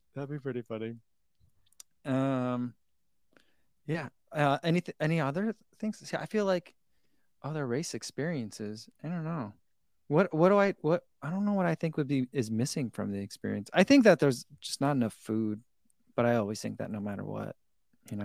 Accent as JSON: {"language": "English", "town": "Eatontown", "region": "New Jersey", "country": "United States", "tie": "born or raised there", "moved": "yes", "said": "I grew up in Eaton Town, which is, like, the next town over"}